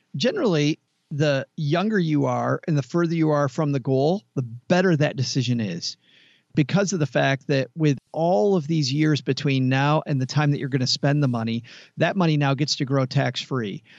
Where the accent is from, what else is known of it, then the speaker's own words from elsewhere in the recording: Kalamazoo, Michigan, United States; I am from Kalamazoo, Michigan